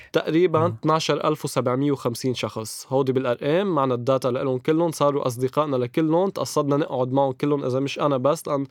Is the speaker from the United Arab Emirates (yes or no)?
no; Chouf, Mount Lebanon, Lebanon; بنروح على الضيعه اللي بتاخذ ياخد العقل بمنطقتنا بالشوف